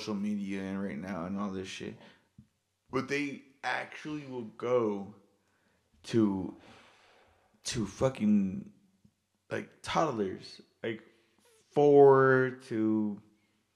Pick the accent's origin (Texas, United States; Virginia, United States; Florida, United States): Texas, United States; El Paso; I grew up in El Paso, Texas